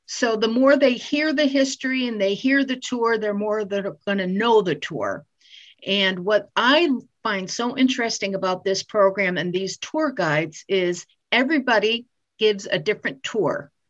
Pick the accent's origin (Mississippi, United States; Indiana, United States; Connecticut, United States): Connecticut, United States; Waterbury; I I grew up in Waterbury